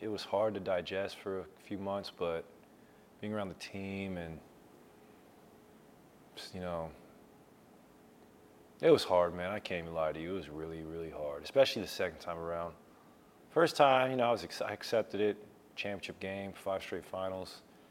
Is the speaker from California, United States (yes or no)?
yes; California, United States; also born or lived in Oregon; I grew up in Cali, California